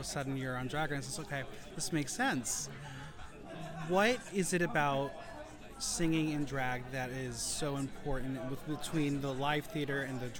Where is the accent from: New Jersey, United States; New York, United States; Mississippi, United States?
New York, United States; I'm from New York.